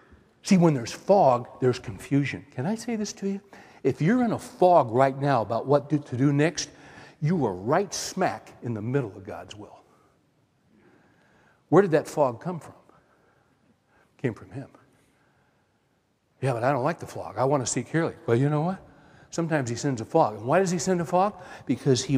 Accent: Central Valley, California, United States; I grew up in California, Central Valley

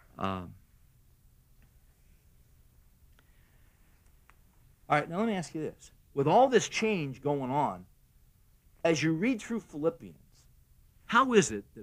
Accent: United States; we're American men

